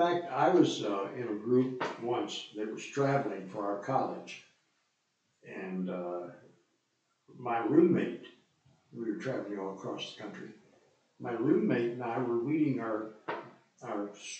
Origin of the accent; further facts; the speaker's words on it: United States; as an American citizen.